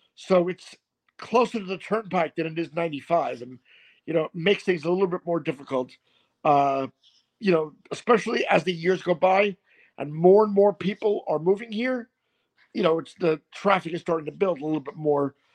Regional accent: Long Island, New York, United States; now in South Florida, United States; I'm from Long Island.

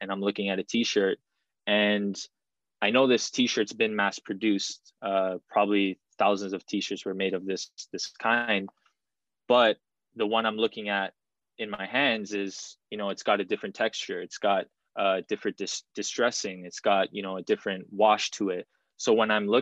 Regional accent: Toronto, Ontario, Canada; I'm 25 years old and I am from Toronto, Canada.

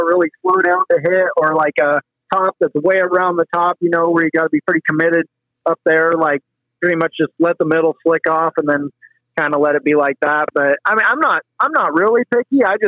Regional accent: Quilcene, Washington, United States; moved away as an adult; also born or lived in California / Knoxville; now in Ohio, United States; I'm from the Olympic Peninsula out there in Quilcene, Washington. That's my home. That's where I grew up

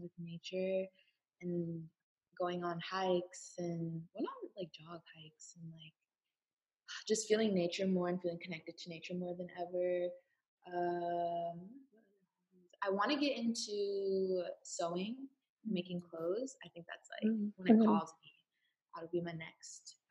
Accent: Seattle, Washington, United States; now in Los Angeles, United States; And I'm from Seattle, but I live in LA now

